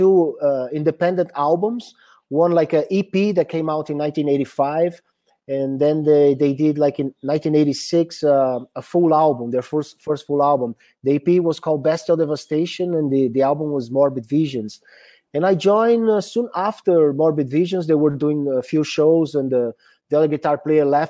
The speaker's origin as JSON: {"language": "English", "country": "Brazil", "said": "coming from South America"}